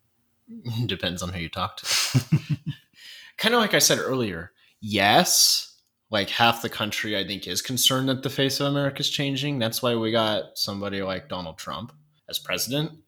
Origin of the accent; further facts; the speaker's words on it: North Idaho, United States; me growing up in North Idaho